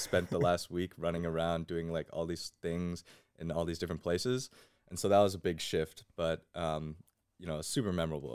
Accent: West Windsor, New Jersey, United States; I grew up in West Windsor

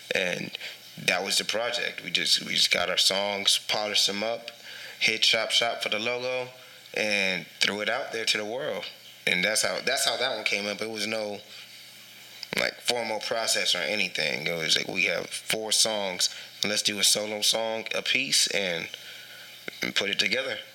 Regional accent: San Antonio, Texas, United States; also born or lived in Philippines; I'm from San Antonio, but I was actually born in the Philippines. Um, I was only there for two months

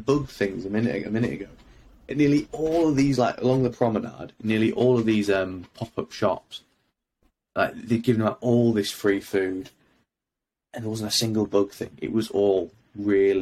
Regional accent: United Kingdom; I'm not Ukrainian. I'm a Brit.

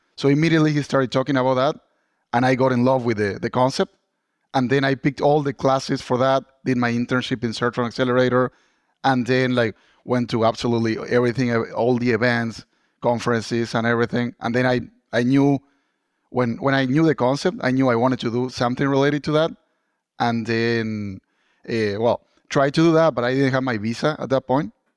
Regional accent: Argentina; moved away as an adult; now in Boston, United States; I'm originally from Argentina

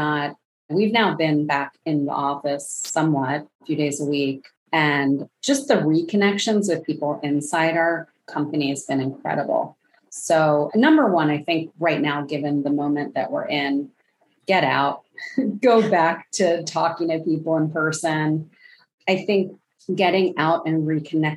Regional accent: Philadelphia, Pennsylvania, United States; bringing those things back to my hometown of Philadelphia

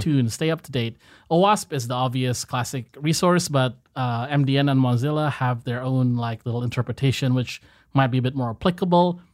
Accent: Indonesia; So, Indonesia, a, as a people, we are mo-, we are not very outspoken

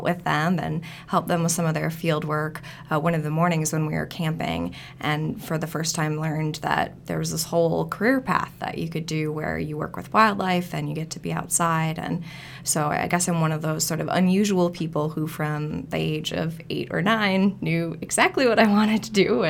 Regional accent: Wisconsin, United States; I was born and raised in Wisconsin

